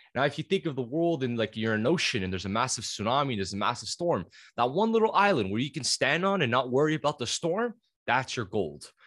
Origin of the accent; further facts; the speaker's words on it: Canada; being Canadian